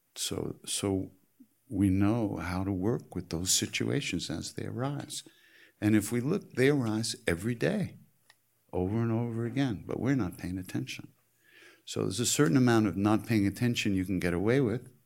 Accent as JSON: {"language": "English", "region": "New York", "country": "United States", "said": "I'm from New York"}